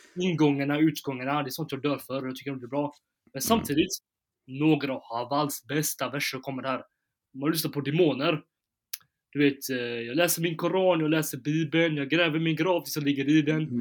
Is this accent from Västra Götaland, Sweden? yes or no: yes; Gothenburg, Västra Götaland, Sweden; i Backa, i Backa där jag kommer från